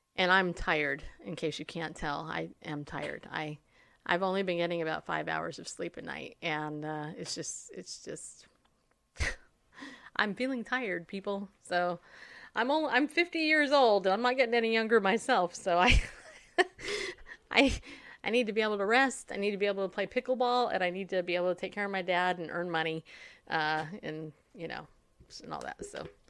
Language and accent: English; United States; as American Christians